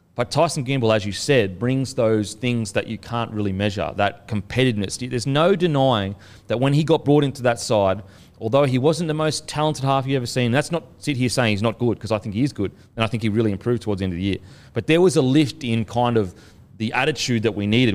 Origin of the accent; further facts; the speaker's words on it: Queensland, Australia; moved away; I'm from Queensland